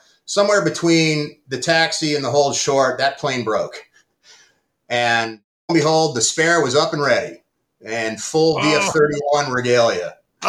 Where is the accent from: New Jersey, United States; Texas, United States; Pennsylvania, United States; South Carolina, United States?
Pennsylvania, United States; Pittsburgh; the baseball all-star game home run derby flyover in my hometown in Pittsburgh.